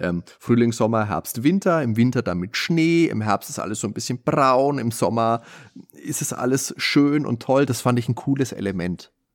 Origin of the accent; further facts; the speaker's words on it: Lower Franconia, Bavaria, Germany; bei uns in Unterfranken, der höchste Berg ist die Dammersfeldkuppe